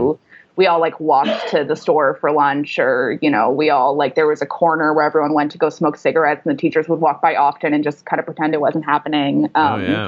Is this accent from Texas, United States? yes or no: no; Los Angeles, California, United States; I grew up in Venice Beach, which is like the west side of Los Angeles